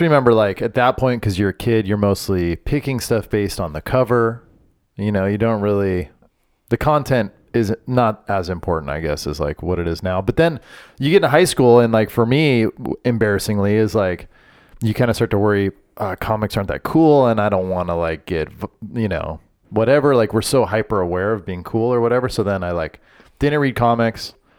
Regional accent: Orange, California, United States; I grew up in the city of Orange in Orange County

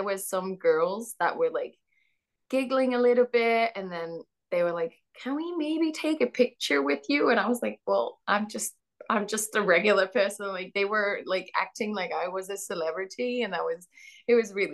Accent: Netherlands; also born or lived in Australia; I'm from the Netherlands

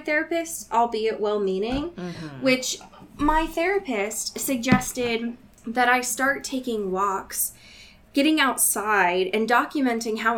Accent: Portland, United States; my hometown of Portland

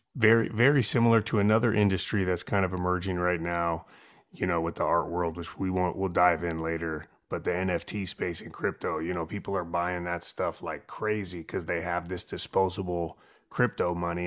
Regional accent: San Francisco, California, United States; moved away; growing up in San Francisco

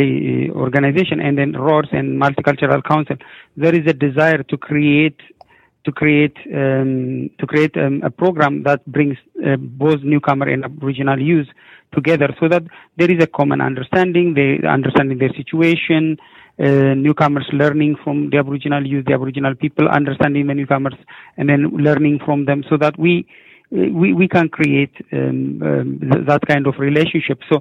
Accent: Ethiopia; moved away as an adult; now in Regina, Canada; I'm from Ethiopia

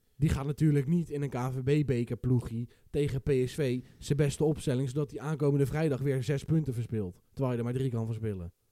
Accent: Westland, South Holland, Netherlands

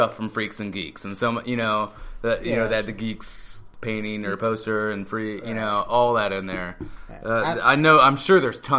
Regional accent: United States; as an American

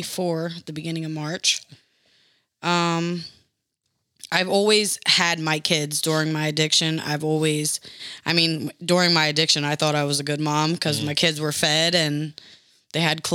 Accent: Trenton, New Jersey, United States; moved away as an adult; also born or lived in Indianapolis, Indiana; now in Indiana, United States; I'm originally from New Jersey

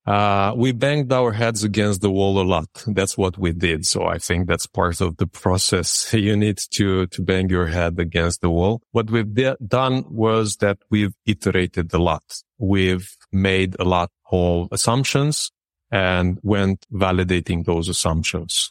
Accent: Râmnicu Vâlcea, Vâlcea County, Romania; now in Bucharest, Romania; I grew up in Dominiku Vâlcea, which is a city near the mountainside

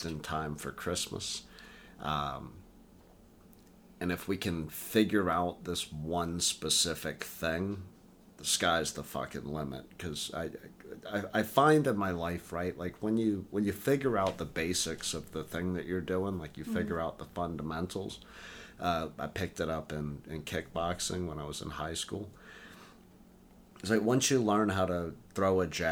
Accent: Tennessee, United States; growing up in Tennessee.

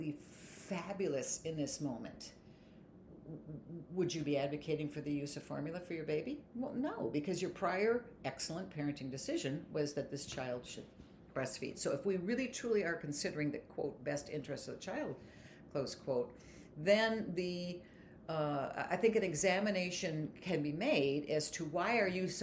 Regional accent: Pennsylvania, United States; I'm from Pennsylvania.

